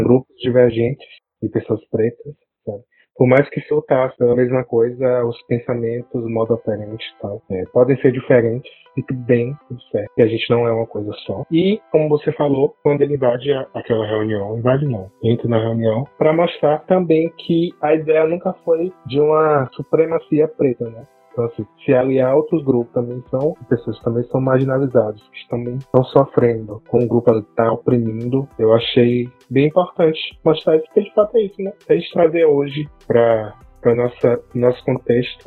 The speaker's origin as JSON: {"language": "Portuguese", "region": "Bahia", "country": "Brazil", "said": "sou baiano"}